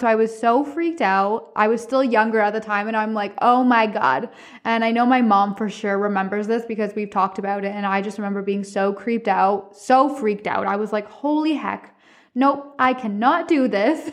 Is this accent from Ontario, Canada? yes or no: yes; Cornwall, Ontario, Canada; I'm from Cornwall, Ontario